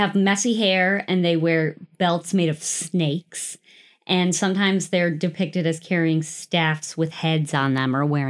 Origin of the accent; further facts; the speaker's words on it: United States; I'm an American.